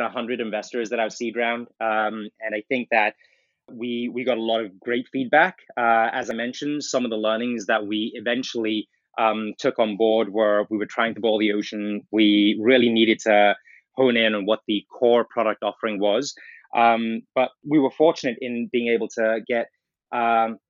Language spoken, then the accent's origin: English; South Africa; moved away; I grew up in South Africa